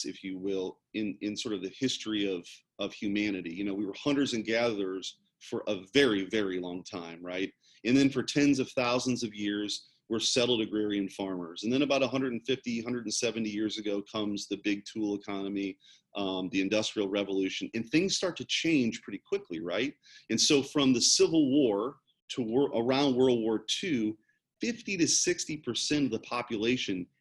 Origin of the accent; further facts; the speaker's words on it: St. Louis, Missouri, United States; I was the first person in my family growing up in North St. Louis County in a pretty blue collar background to go to college right out of high school